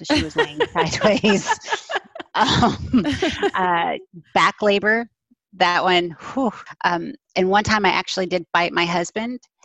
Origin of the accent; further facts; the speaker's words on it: Texas, United States; I'm from Texas.